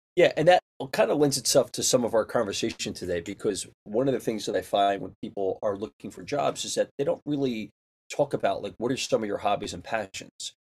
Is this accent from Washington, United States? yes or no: no; Philadelphia, Pennsylvania, United States; moved away; also born or lived in New York; I was raised in Philly